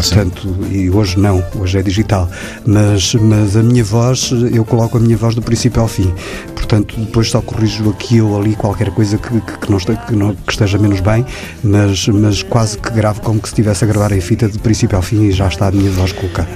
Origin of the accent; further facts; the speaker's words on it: Guimarães, Norte, Portugal; eu sou português, uh, sou de Guimarães